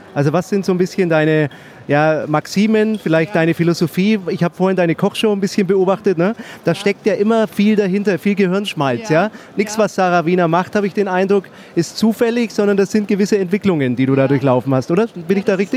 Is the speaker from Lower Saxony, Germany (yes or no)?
no; Nuremberg, Bavaria, Germany; der Franke, ich komme ja aus Nürnberg